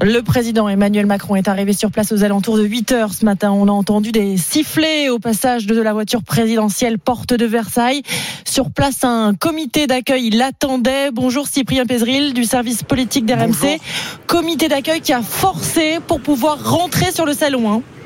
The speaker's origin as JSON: {"language": "French", "town": "Kharkiv", "region": "Kharkiv Oblast", "country": "Ukraine", "second_language": "French", "moved": "as an adult", "lives_now": "Gironde, France", "said": "chez moi, à Kharkiv"}